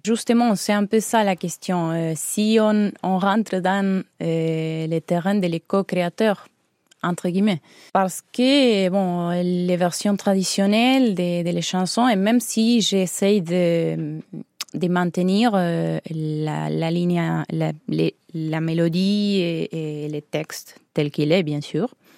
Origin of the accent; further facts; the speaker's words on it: Humberto Primo, Santa Fe, Argentina; French is a second language; moved away as an adult; now in Corsica, France; je suis né à Humberto Primo